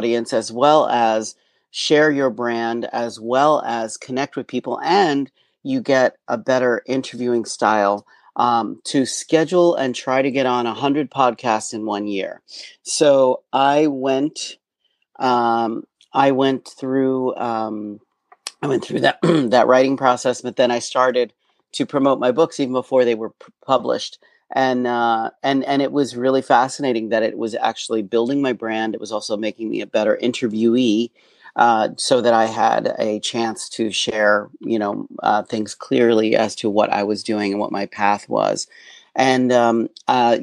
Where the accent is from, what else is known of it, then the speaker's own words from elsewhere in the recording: Pocono Mountains of Pennsylvania, United States; moved away; also born or lived in New York; I was born in Pennsylvania, which is about an hour and a half outside of New York. And I was born on a small family farm